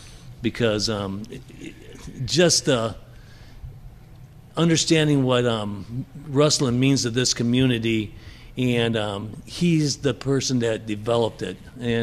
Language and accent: English; Mishawaka, Indiana, United States; I was a wrestler from Mishawaka High School.